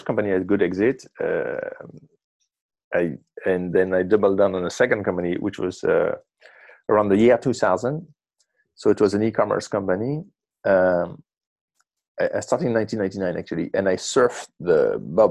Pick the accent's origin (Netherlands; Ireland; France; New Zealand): France; Marseille, Provence-Alpes-Côte d'Azur; now in Brooklyn, United States; I grew up in Marseille.